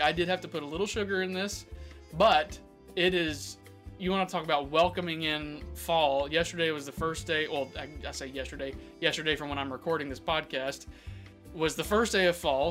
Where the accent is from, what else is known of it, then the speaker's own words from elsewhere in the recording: Florida, United States; my home state, number one, Florida